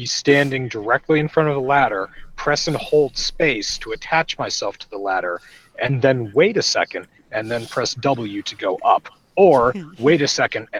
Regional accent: New England, United States; I'm from New England

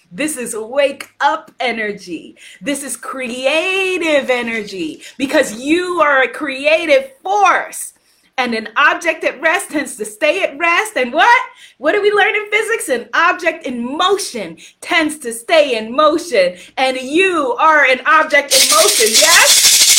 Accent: United States; also born or lived in Guyana; I'm an American

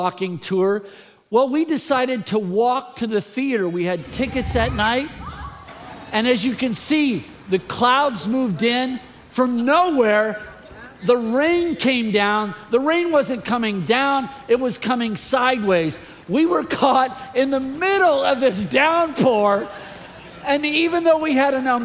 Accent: the Bay Area, California, United States; I grew up in the Bay Area. I love the Bay Area.

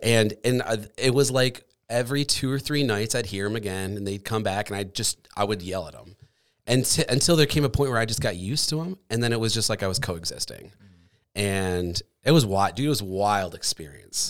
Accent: Michigan, United States; moved away as an adult; also born or lived in Colorado; now in Grand Rapids, United States; I grew up in Michigan, and then I moved away

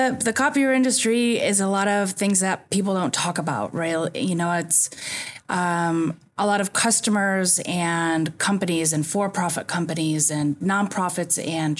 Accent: Elmira, New York, United States; moved away as an adult; now in California, United States; I actually grew up in Elmira, New York, in upstate New York.

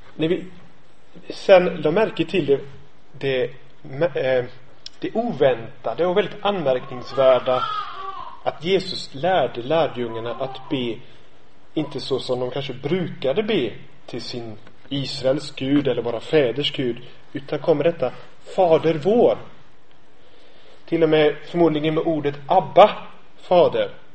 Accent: Gothenburg, Västra Götaland, Sweden; Jag kommer från, från Göteborg.

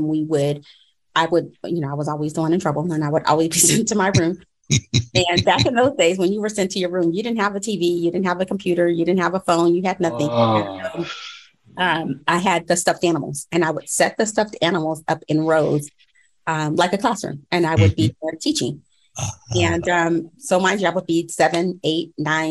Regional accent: Apple Valley, California, United States; I currently reside, or I'm from Apple Valley, California, by way of Moreno Valley.

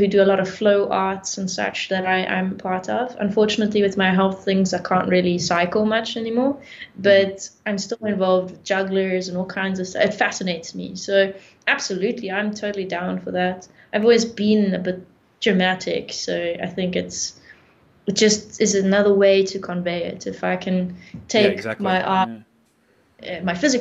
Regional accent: South Africa; I'm from South Africa

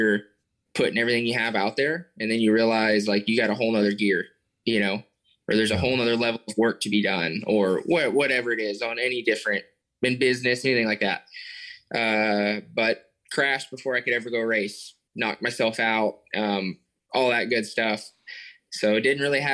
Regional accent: Dallas, Texas, United States; my hometown

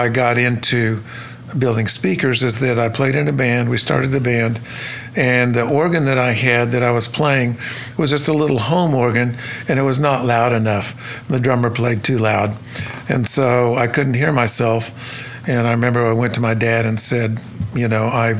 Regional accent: Stillwater, Oklahoma, United States; I was born and raised in Stillwater, Oklahoma.

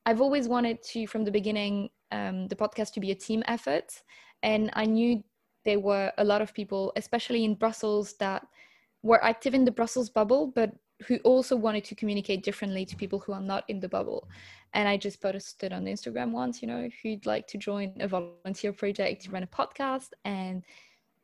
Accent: Paris, Île-de-France, France; I was born and I grew up in Paris

